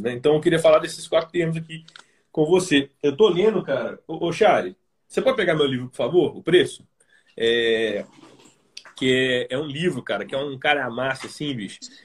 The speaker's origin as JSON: {"language": "Portuguese", "town": "Belo Horizonte", "region": "Minas Gerais", "country": "Brazil", "said": "eu sou de Belo Horizonte"}